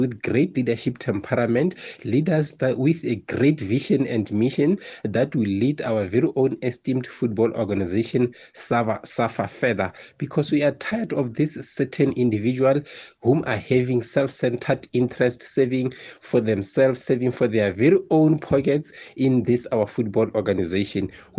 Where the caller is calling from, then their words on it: Bakenberg, Limpopo, South Africa; all the way from Van Wexpan Village in Bakenberg.